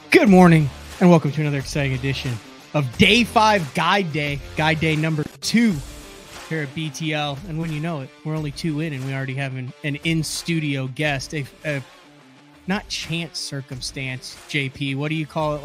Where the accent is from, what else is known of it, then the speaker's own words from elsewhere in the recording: central Illinois, United States; moved away; also born or lived in Oklahoma; cornfields in central Illinois where I grew up.